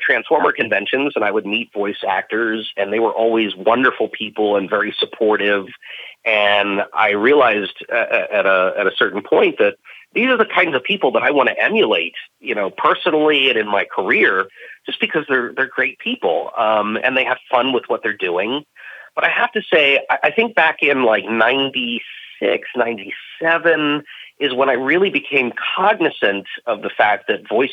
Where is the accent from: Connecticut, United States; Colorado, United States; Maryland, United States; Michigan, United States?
Maryland, United States; also born or lived in Washington, D.C.; I was born in Washington, D.C., and I lived in Maryland pretty much my whole life.